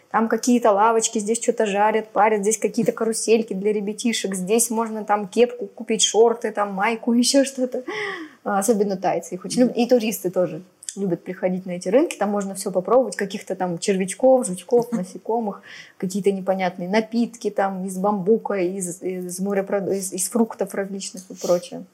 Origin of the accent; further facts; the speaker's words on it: Novosibirsk, Novosibirsk Oblast, Russia; moved away as an adult; now in Phuket, Thailand; я из Новосибирска